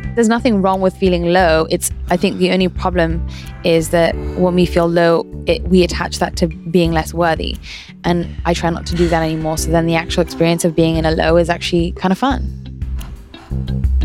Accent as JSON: {"language": "English", "region": "London", "country": "United Kingdom", "tie": "born or raised there", "said": "I grew up in London"}